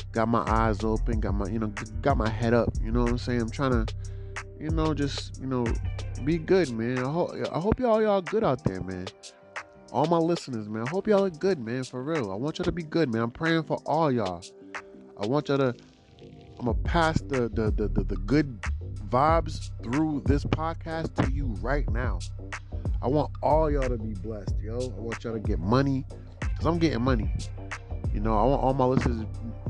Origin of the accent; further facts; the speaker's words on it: United States; I was, you know, born in America. So because I'm American